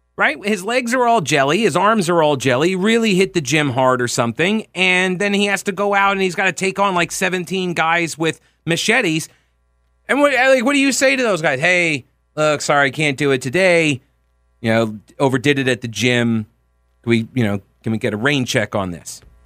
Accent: United States; I'm American.

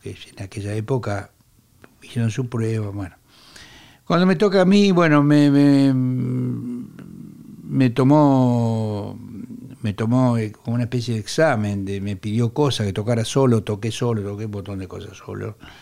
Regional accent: Quilmes, Buenos Aires Province, Argentina; vivía donde yo nací, en Quilmes, provincia de Buenos Aires

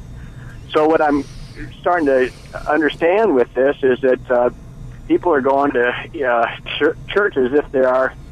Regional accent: Bay Area, California, United States; I grew up in the Bay Area

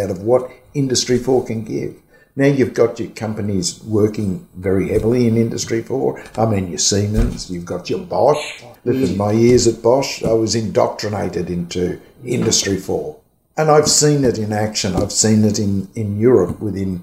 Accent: Australia; I'm an Aussie

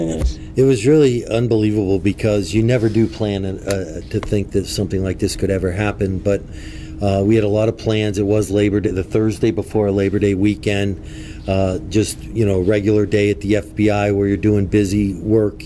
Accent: Erie, Pennsylvania, United States; I'm born and raised in Erie.

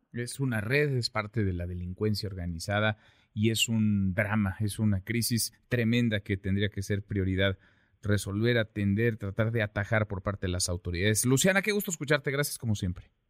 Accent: Mexico; nuestro país

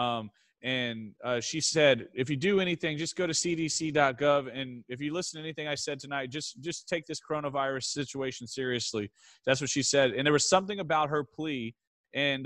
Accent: Goliad County, Texas, United States; moved away; my hometown of Goliad County

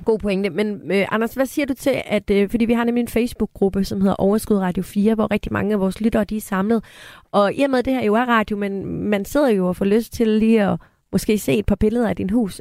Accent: Aarhus, Central Denmark Region, Denmark; moved away as an adult; now in Copenhagen, Denmark; jeg er fra Aarhus og elsker at komme hjem til Aarhus

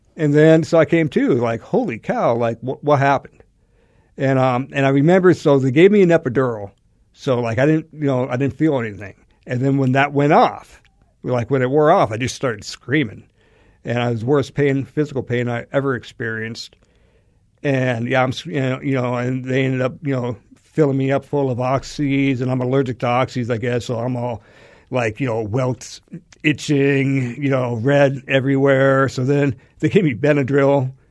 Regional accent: Alaska, United States; moved away as an adult; now in Arizona, United States; I'm from Alaska

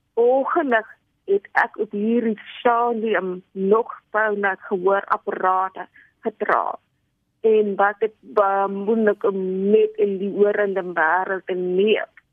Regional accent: Cape Town, Western Cape, South Africa; Ek is gebore in Kaap. Ek was in Dennapat skool

